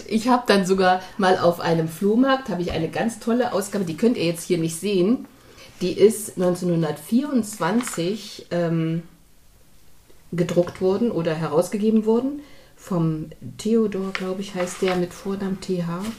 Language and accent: German; East Germany, Germany; now in Hamburg, Germany; ich bin ja in der DDR zur Schule gegangen